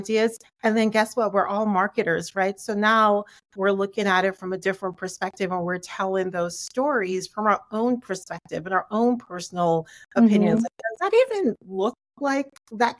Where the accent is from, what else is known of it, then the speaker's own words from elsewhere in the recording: Jamaica; I grew up in a West Indian, I'm Jamaican, grew up in a West Indian family